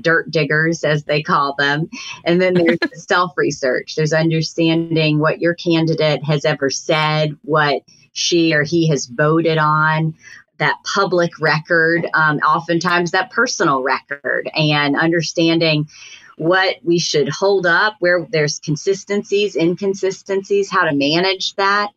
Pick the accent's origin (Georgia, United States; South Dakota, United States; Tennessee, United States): Georgia, United States; Atlanta; moved away as an adult; also born or lived in New Hampshire; a real civil rights hero was my hometown congressman